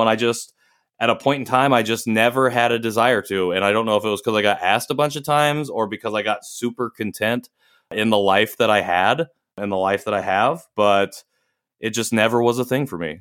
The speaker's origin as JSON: {"language": "English", "region": "rural Indiana", "country": "United States", "tie": "born or raised there", "also_born_or_lived": "Seoul, South Korea / Chicago / Houston", "moved": "as an adult", "said": "I was born in Seoul in 1990 and transracially adopted by a white family in rural Indiana, very small town. Um, grew up there"}